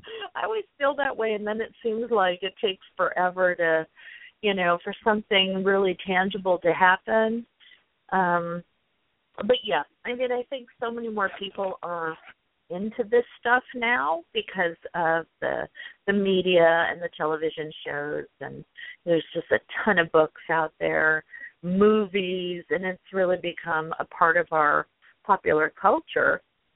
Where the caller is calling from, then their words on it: San Diego, California, United States; I'm in San Diego, California.